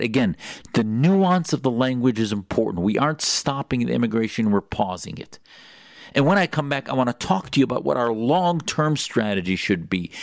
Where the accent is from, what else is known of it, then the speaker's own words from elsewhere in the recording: Wisconsin, United States; I grew up in Wisconsin